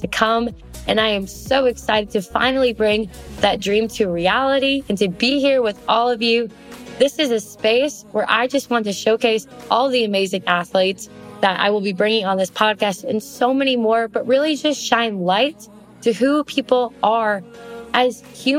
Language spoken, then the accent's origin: English; Oshkosh, Wisconsin, United States; I was born and raised in Oshkosh, Wisconsin.